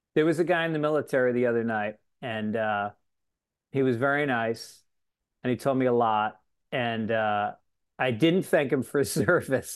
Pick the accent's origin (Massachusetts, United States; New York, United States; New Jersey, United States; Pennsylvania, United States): New York, United States; Tarrytown; I grew up in Tarrytown, New York